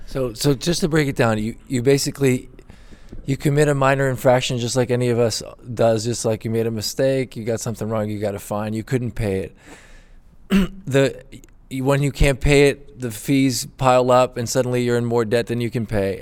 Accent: Brazil; moved away; I'm from Brazil originally

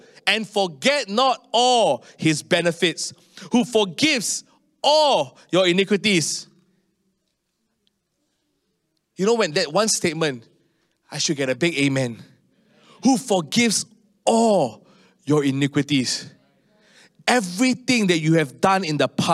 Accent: Singapore; as a Singaporean

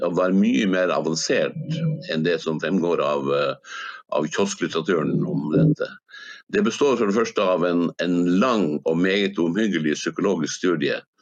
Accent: Hammerfest, Finnmark, Norway; now in Spain; min hjemby Hammerfest

